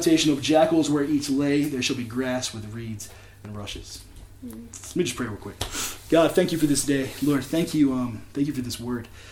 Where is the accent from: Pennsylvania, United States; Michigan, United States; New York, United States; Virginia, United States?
Virginia, United States; Richmond; I was born here in Richmond.